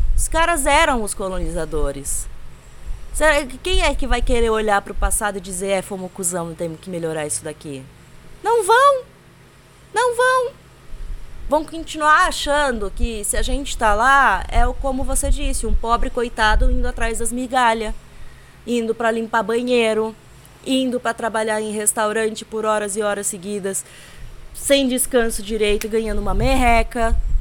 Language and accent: Portuguese; Brazil; Sou brasileira demais para aguentar morar em outro lugar